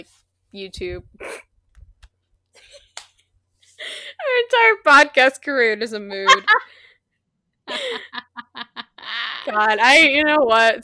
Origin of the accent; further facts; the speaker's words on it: Midwest, United States; I'm from the Midwest.